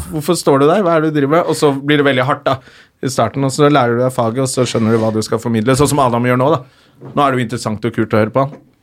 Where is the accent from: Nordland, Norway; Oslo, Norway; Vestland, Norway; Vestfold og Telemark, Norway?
Oslo, Norway; accent: Oslo west end (vestkant); Jeg er fra Røa. Nå snakker jeg mye mer Oslo